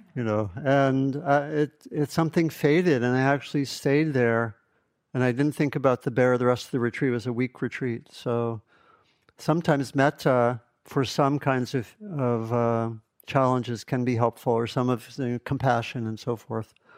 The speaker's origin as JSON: {"language": "English", "region": "East Coast", "country": "United States", "tie": "born or raised there", "also_born_or_lived": "Kentucky / Ohio", "moved": "as an adult", "said": "I grew up on the East Coast"}